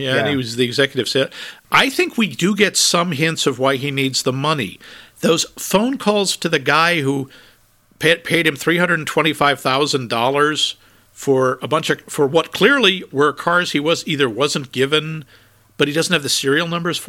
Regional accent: Northeast, United States; I'm from the Northeast. I'm from this not a heavy urban area

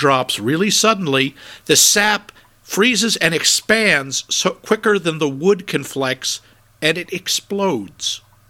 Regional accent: Northeast, United States; I'm from the Northeast. I'm from this not a heavy urban area

